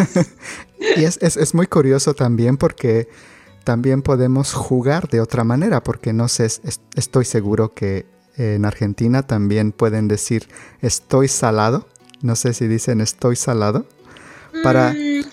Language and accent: Spanish; Mexico; en México tenemos juguetes artesanales